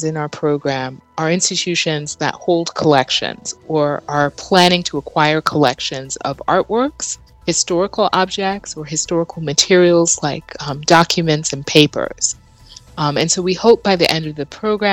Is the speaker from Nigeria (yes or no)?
yes; Nigeria; moved away; also born or lived in United States; I grew up in Nigeria, and it wasn't until I left Nigeria in the 80s that I was able to enroll in a course on African history